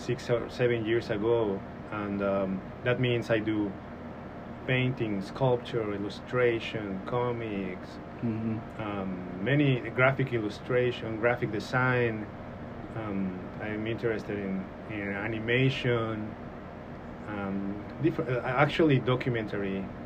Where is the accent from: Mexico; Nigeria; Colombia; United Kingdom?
Mexico; Mexico City; English is a second language; moved away as an adult; now in Northwest Arkansas, United States; I'm born and raised in Mexico City. And I came here almost 5 years ago.